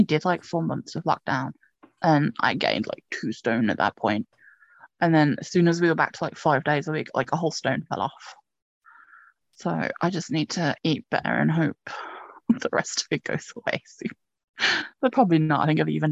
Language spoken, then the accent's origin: English; England, United Kingdom; I'm English